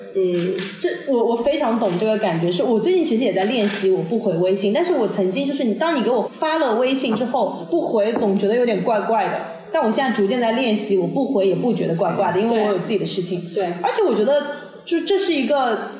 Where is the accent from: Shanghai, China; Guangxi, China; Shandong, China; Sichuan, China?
Shanghai, China; moved away as an adult; now in Bali, Indonesia; 我觉得上海依然是我的家乡，我还是会回去